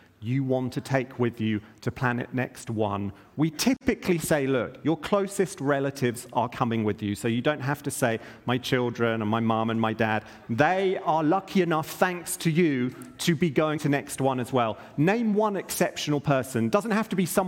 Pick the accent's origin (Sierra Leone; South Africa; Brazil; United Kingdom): United Kingdom; I'm British